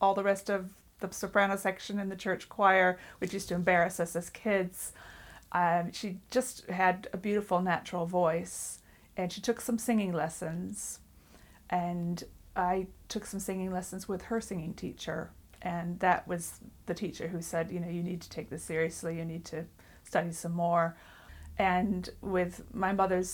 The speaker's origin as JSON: {"language": "English", "country": "United States", "tie": "born or raised there", "moved": "yes", "lives_now": "England", "said": "I'm not originally from England. I grew up in the United States"}